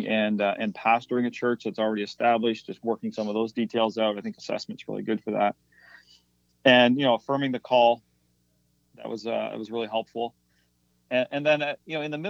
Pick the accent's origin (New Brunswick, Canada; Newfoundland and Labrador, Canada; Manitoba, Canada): New Brunswick, Canada; moved away as an adult; also born or lived in Ontario; now in Halifax, Canada; I'm from New Brunswick originally, and we moved here to Halifax about 14 years ago now